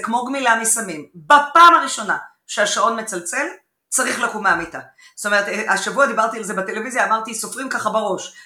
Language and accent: Hebrew; Haifa, Haifa District, Israel; בבית בחיפה